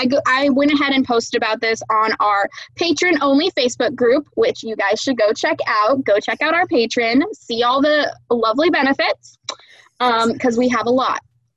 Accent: California, United States; here in California.

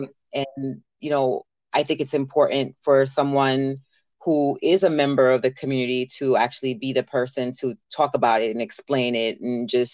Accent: the South, United States; Growing up in the South, my experience was that there were gay people, and then that was it, right?

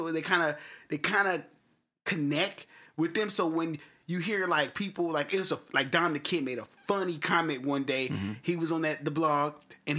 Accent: the South, United States; I'm from the South.

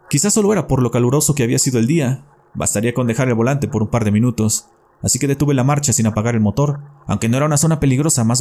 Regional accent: Querétaro, Mexico; now in Coahuila, Mexico; Soy originario de Querétaro, pero ya llevo rato viviendo acá en Coahuila.

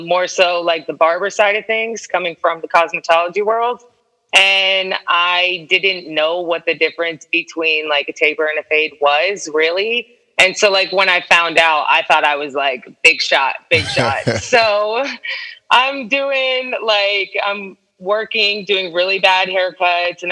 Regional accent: Stuart, Florida, United States; also born or lived in New Jersey / Parkland, Florida; now in Orlando, United States; I did all my growing up in this really small town on the water called Stuart, Florida.

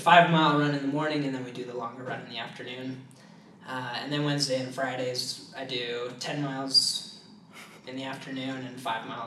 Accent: American Fork, Utah, United States; I grew up in American Fork, Utah

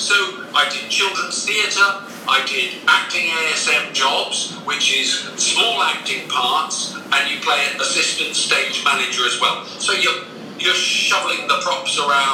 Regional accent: Plymouth, South West England, United Kingdom; moved away as an adult; also born or lived in London; I moved back to what is really my hometown

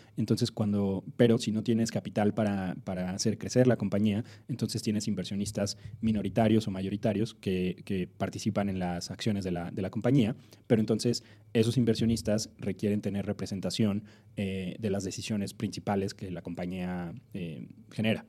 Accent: Mexico City, Mexico; moved away; also born or lived in Silicon Valley; yo soy del DF, eh, nací y crecí acá.

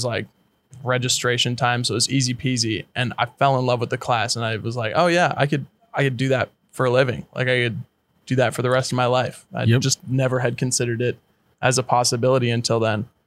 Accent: St. Louis Park, Minnesota, United States; Born and raised in Minneapolis, Minnesota, in a suburb just to the west side of Minneapolis, St. Louis Park.

